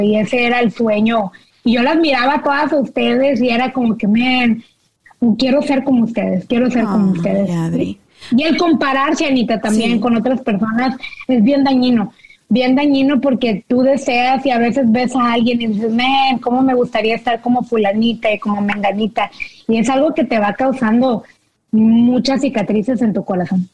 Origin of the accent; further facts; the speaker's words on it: Monterrey, Nuevo León, Mexico; now in United States; yo crecí en Monterrey